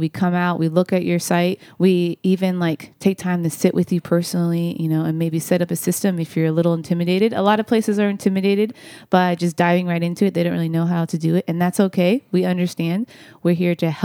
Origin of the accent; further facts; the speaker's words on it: Kansas City, United States; moved away; I'm from Kansas City, and we have nothing like that in Kansas City